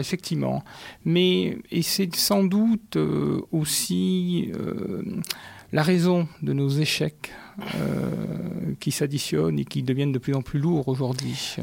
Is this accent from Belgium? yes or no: no; Paris, Île-de-France, France; moved away as an adult; also born or lived in Marseille; now in Paris and Marseille, France; Je suis un tout jeune Marseillais. Il y a 4 ans que j'ai découvert cette ville. Je viens de Paris.